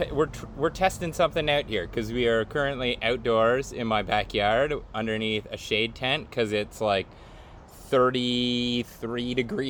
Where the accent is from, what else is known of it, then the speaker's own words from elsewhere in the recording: Canada; Yeah, we're Canadian.